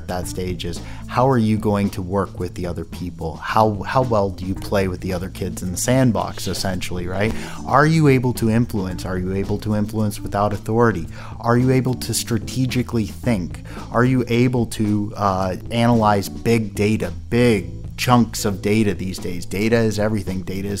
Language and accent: English; Midwest, United States; moved away as an adult; now in France; I'm coming from the United States. I'm a Midwest U.S. boy